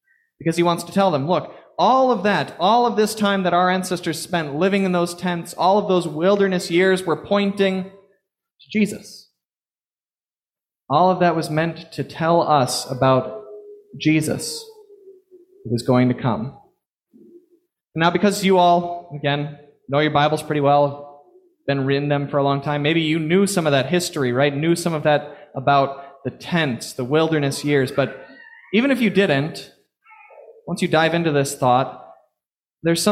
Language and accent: English; Florida, United States; now in Long Island, United States; growing up in Florida